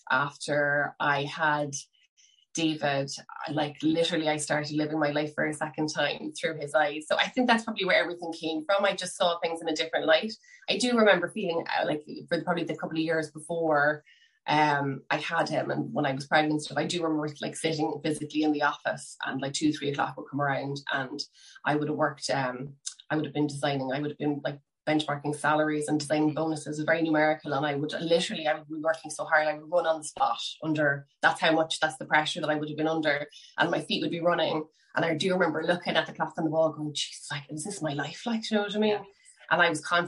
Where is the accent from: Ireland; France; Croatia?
Ireland; Cork, Munster; now in Skerries, Ireland; I am originally from Cork and I am currently living in seaside town, Skerries, in County Dublin